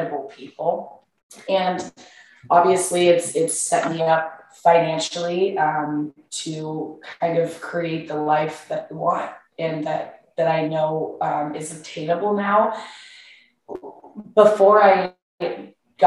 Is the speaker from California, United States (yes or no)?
no; Kansas, United States; moved away as an adult; now in Austin, United States; I grew up in Kansas. I was a little farm girl growing up.